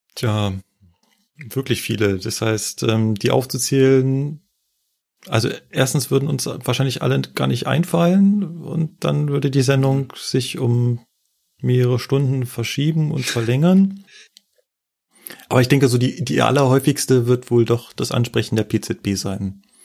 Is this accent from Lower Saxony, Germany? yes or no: no; Berlin, Germany; moved away; in meiner Heimat